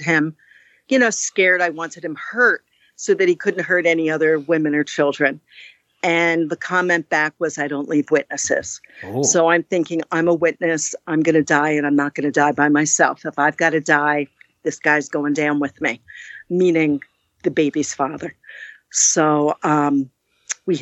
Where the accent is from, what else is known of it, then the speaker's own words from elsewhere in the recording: New Jersey, United States; moved away as an adult; also born or lived in Kentucky / Texas / Germany / Fort Drum, New York; now in New York, United States; I was raised in New Jersey.